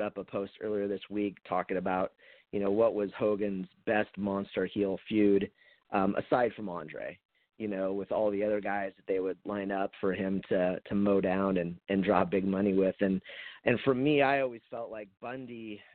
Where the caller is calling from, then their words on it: Portland, United States; I'm calling from Portland.